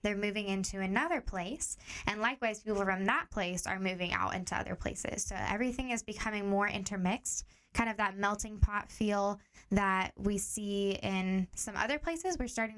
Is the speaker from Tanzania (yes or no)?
yes; Tanzania; moved away as an adult; now in Portland, United States; I grew up in Tanzania, East Africa. So that's where I spent most of my childhood years.